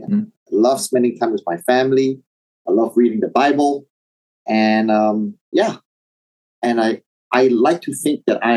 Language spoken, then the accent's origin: English; Indonesia; also born or lived in Taiwan; So I was born in Taiwan, and that was my origins. But at a very young age, when Indonesia stabilized, we moved over to Indonesia, and I grew up in Indonesia. So culturally, I identify myself as Indonesian Chinese